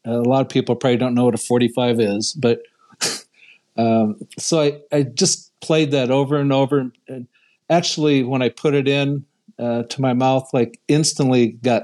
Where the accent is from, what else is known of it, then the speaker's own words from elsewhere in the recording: Northeast Iowa, United States; moved away; So growing up in Northeast Iowa